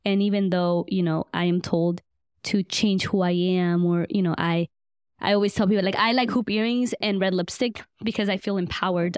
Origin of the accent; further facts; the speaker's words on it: Buford Highway, Georgia, United States; also born or lived in Guatemala; I grew up on Buford Highway," which is literally, like, fifteen minutes away from Emory